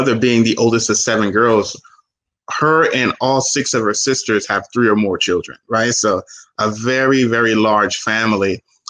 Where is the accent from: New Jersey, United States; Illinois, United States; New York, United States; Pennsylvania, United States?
New Jersey, United States; Newark; born there; Well, I was born in Newark, New Jersey, by immigrant parents who immigrated to this country from Haiti.